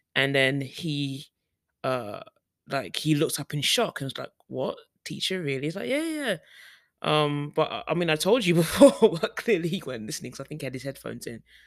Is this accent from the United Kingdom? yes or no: yes; United Kingdom; moved away; as a black woman, as a Brit, black British woman